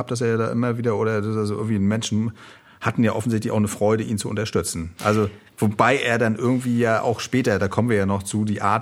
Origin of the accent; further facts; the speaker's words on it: Northern Germany, Germany; wie als Norddeutsche, gut, du bist so, ja, du bist auch Norddeutsche Münsterland, aber ich bin noch ein bisschen nördlicher angesiedelt